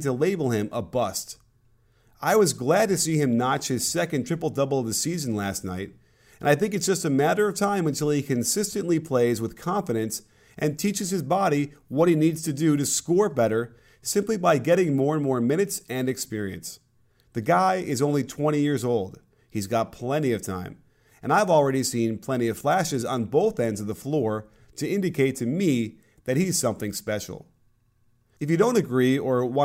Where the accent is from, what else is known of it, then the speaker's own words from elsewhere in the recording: Chicago, Illinois, United States; I'm from Chicago as well